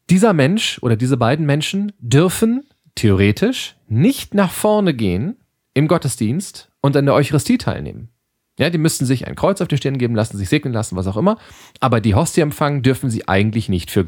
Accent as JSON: {"language": "German", "region": "Lower Saxony", "country": "Germany", "tie": "born there", "lives_now": "Ruhr, Germany", "said": "jetzt muss ich mal als, als gebürtiger Südoldenburger dagegen kloppen. Ähm, dafür kennt man hier im Ruhrgebiet, da wo wir beide nun auch sind"}